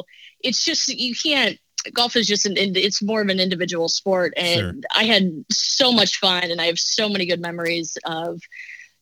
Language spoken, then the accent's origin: English; South Dakota, United States; moved away; also born or lived in Massachusetts; Growing up in South Dakota, everyone kind of learns how to ice skate.